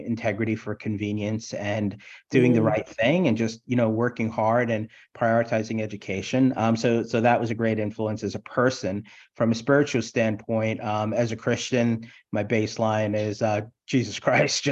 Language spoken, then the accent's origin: English; New York City, New York, United States; also born or lived in Brooklyn; I was born in Brooklyn, Brookdale Hospital. And I was raised in Queens and Howard Beach, Queens, South Jamaica, Queens